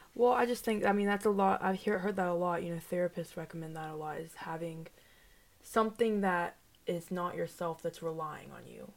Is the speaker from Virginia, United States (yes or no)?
yes; Vinton, Virginia, United States; I'm from Roanoke, Virginia.